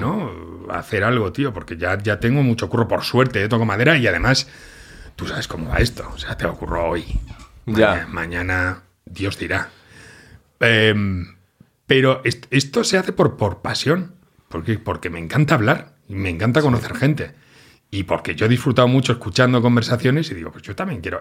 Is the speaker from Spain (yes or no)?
yes; Catalonia, Spain; yo soy catalán